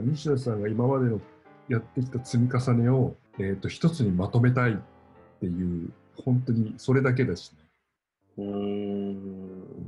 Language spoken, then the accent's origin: Japanese; Miyazaki, Japan; 僕、宮崎県の出身で